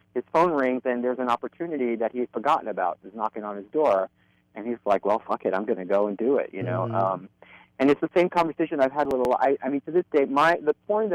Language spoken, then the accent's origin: English; New York City, New York, United States; I'm a Brooklyn boy at heart, born and bred in Williamsburg and Greenpoint